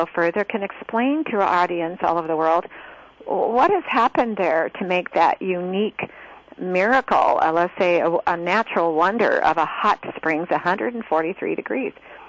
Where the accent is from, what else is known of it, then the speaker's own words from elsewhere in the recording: Roseburg, Oregon, United States; also born or lived in Grants Pass, Oregon; I grew up most of my life in Roseburg.